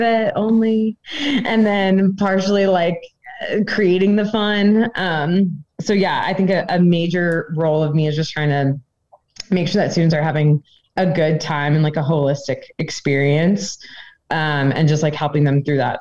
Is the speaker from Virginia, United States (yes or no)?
yes; Northern Virginia, United States; moved away as an adult; now in Gaming, Austria; I'm from Northern Virginia